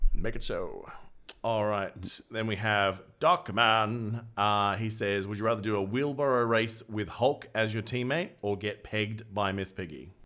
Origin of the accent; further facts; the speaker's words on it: Australia; accent: Australian; my Australian accent